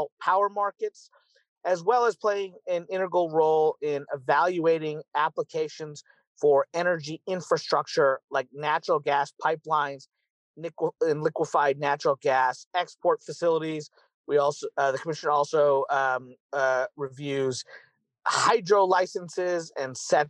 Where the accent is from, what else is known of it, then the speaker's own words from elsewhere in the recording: Kentucky, United States; Kentucky, my home state in the U.S.